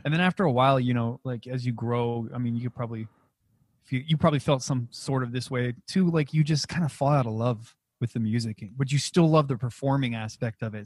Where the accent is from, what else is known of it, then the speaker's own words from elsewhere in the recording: Alamogordo, New Mexico, United States; moved away as an adult; also born or lived in Las Vegas; I'm originally from Alamogordo, New Mexico.